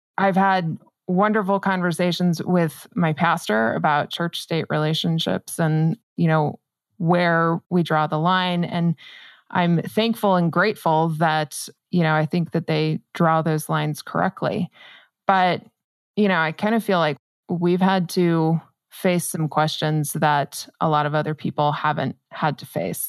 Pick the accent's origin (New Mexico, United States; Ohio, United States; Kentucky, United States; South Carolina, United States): New Mexico, United States; I'm born and raised in New Mexico